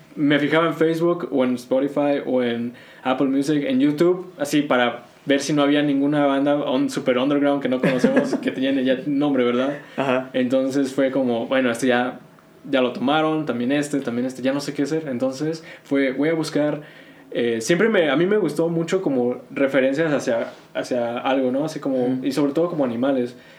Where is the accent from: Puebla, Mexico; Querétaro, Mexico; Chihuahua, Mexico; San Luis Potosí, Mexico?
Querétaro, Mexico; Spanish is a second language; also born or lived in North Carolina, United States; now in Texas, United States; aquí ya llego en la primaria, como a tercero, tercero de primaria, y de ahí, pues te digo, la secundaria, pues ya hablaba el español bien